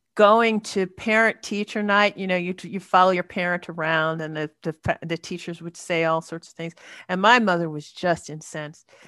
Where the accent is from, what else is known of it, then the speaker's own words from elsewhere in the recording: New York City, New York, United States; accent: American; moved away; when I was a girl in, uh, growing up in Queens, New York